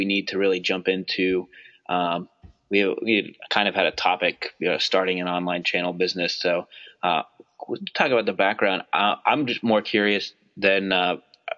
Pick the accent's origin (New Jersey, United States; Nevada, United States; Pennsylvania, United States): Pennsylvania, United States; Pittsburgh; also born or lived in Poughkeepsie, New York / Cleveland, Ohio; I was born in Poughkeepsie. He worked at IBM. they moved him out to Cleveland, and then I spent a few years in Cleveland, and then moved back to Pittsburgh